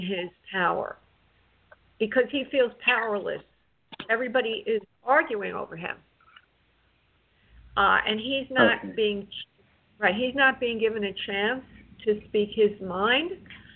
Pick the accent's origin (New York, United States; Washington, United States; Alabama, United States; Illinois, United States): New York, United States; moved away; I'm from New York.